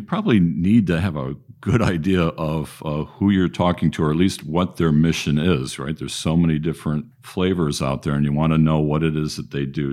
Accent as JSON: {"language": "English", "town": "Detroit", "region": "Michigan", "country": "United States", "said": "we're both from the Detroit area and fans of Michigan football."}